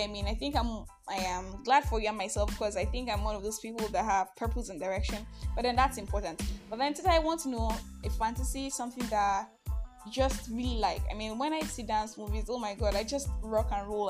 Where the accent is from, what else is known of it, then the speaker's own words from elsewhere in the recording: Nigeria; I'm Nigerian.